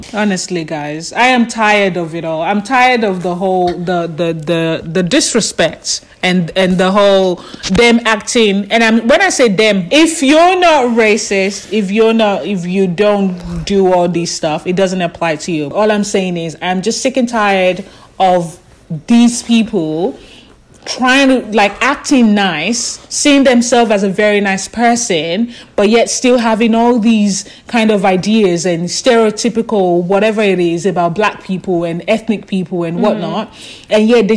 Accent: Australia; we're from Australia

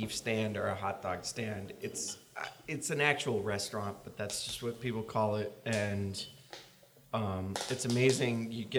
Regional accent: outside of Chicago, Illinois, United States; moved away; I grew up outside of Chicago

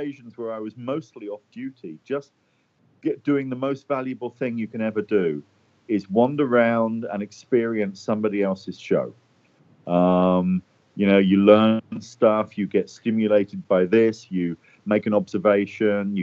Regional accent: London, United Kingdom; moved away as an adult; now in United States; I'm actually from London, England. Although I've been in the U.S. a long time, really on and off, but mostly on since about 94. But yeah, originally from London, England.

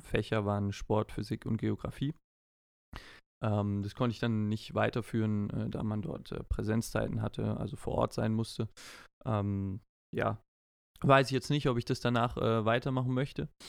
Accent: Heidelberg, Baden-Württemberg, Germany; Ich bin ja auch in, in Heidelberg geboren

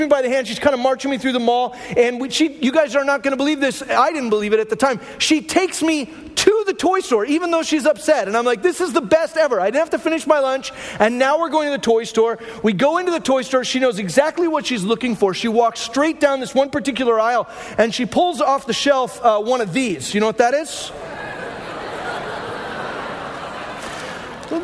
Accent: Glendale, Arizona, United States; I grew up in Glendale, Arizona

